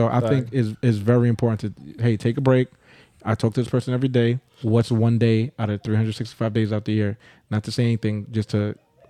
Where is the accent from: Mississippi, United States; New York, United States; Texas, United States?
New York, United States; Bronx; I'm from the Bronx. That is a red flag.